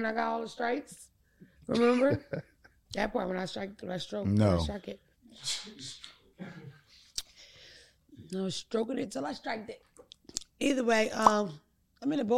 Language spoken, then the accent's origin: English; Philadelphia, Pennsylvania, United States; now in West Coast, United States; I'm from Philadelphia